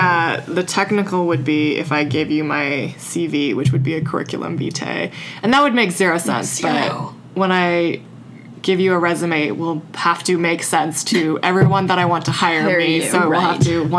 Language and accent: English; Vancouver, British Columbia, Canada; moved away as an adult; I moved here from Vancouver to do graduate school.